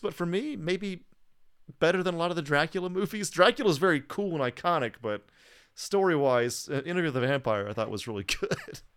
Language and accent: English; Atlanta and Alabama, the South, United States; we're from the South. Like, I'm from Atlanta and Alabama, so originally